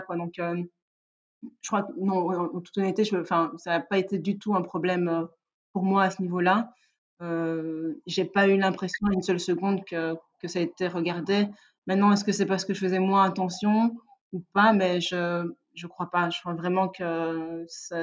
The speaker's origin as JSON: {"language": "French", "town": "Liège", "region": "Wallonia", "country": "Belgium", "tie": "born or raised there", "said": "je suis née et j'ai grandi à Liège"}